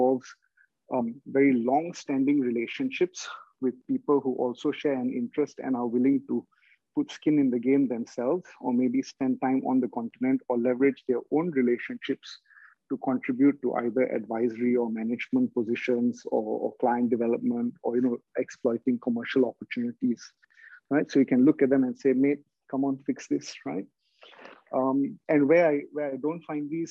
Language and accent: English; Singapore; I'm from Southeast Asia, so Singapore